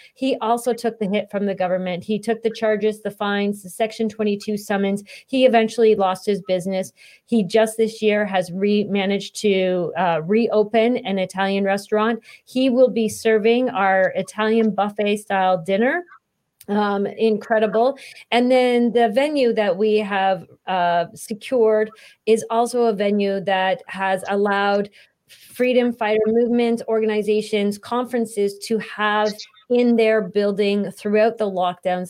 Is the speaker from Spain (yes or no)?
no; Canada; as Canadians